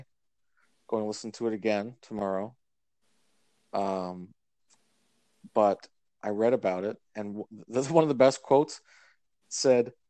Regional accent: Canada; I say that as a Canadian

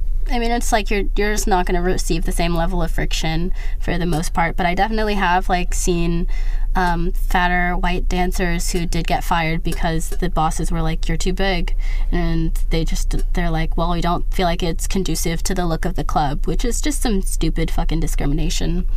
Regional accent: United States; But I'm American and I'm not accustomed to that.

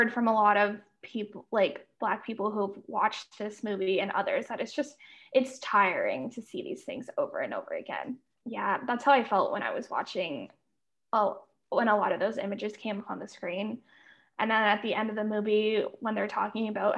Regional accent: Canada; As a Canadian

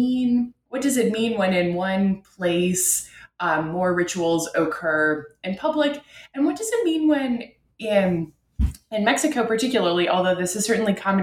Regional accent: Ottawa, Ontario, Canada; my home in Canada. I'm from Ottawa, Canada's capital.

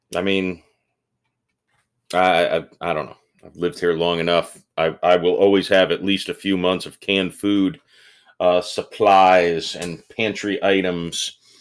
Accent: Florida, United States; I'm from the South

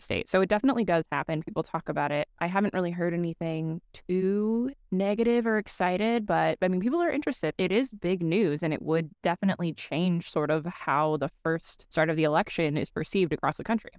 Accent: Colorado, United States; now in Cedar Rapids, United States; I am from Col Colorado, so I still do have a decent amount of friends that live back there

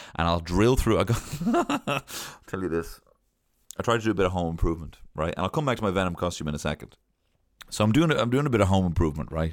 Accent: Ireland; born or raised there

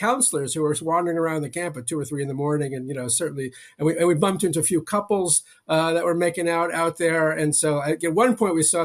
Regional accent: New York City, New York, United States; I grew up in Queens, in New York City

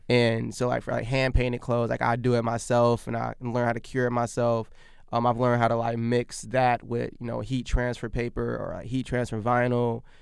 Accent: Virginia, United States; also born or lived in Abbeville, Alabama; we were there probably until I was in, I think my, my, maybe my, my first, my, my first grade, first grade.

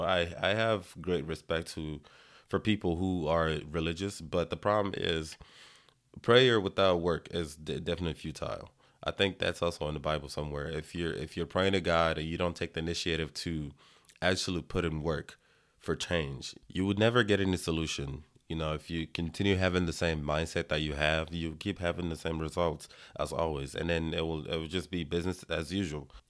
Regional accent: Nigeria; now in United States; I am Nigerian by birth

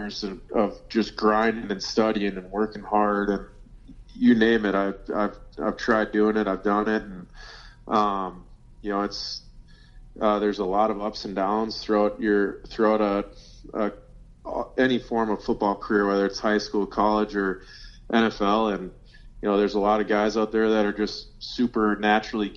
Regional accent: Minnesota, United States; born and raised in Minnesota

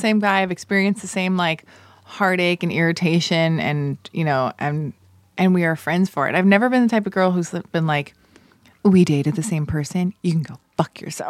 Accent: United States; I'm American

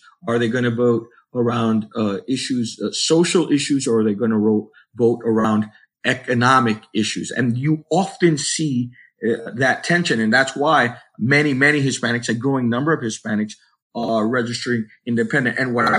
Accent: New Jersey, United States; I'm a Jersey Rican. I was born in New Jersey of Puerto Rican parents.

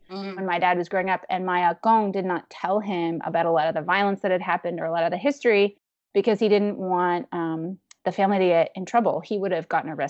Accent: Taiwan; So complicated to be like, oh, I have to leave my home country and come to like you know basically a colonizer's space to like even know my real history because i can't learn it at home

